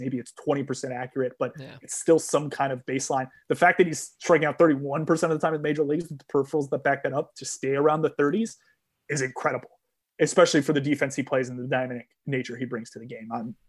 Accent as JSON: {"language": "English", "region": "Northeast", "country": "United States", "tie": "born or raised there", "said": "I grew up in the Northeast."}